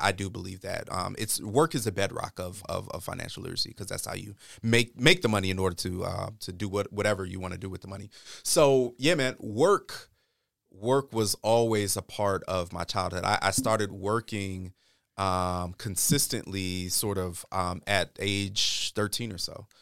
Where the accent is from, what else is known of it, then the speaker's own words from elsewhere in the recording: East Coast, United States; also born or lived in New York / Maryland / Michigan; I grew up more or less on, on the, uh, on the East Coast